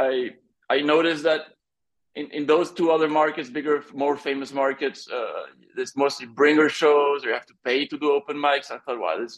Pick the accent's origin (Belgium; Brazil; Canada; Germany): Belgium; Brussels, Brussels-Capital Region; first language French; English is a second language; moved away as an adult; also born or lived in Asia; I grew up in Brussels, and I moved back to Brussels for my work